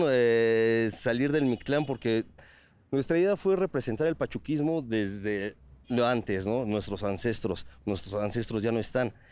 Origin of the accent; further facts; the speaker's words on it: Piedras Negras, Coahuila, Mexico; Venimos de Piedras Negras, Coahuila, eh, representando desde allá la frontera norte de nuestro país